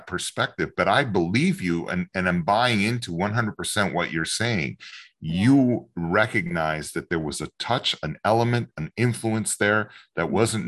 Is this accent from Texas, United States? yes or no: yes; Texas, United States; moved away as an adult; also born or lived in Los Angeles; I grew up in Texas, moved from Los Angeles, maybe 6 months ago back to Texas.